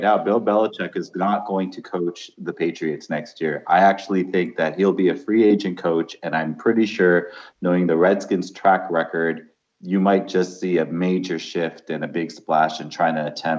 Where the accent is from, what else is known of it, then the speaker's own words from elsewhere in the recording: Canada; yes, I did watch the Super Bowl as a Canadian from start to finish.